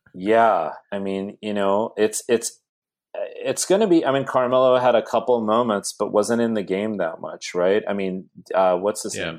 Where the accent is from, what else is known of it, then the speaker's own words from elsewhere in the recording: South Bay, Bay Area, California, United States; as a little kid growing up in the Bay Area, I'm from the South Bay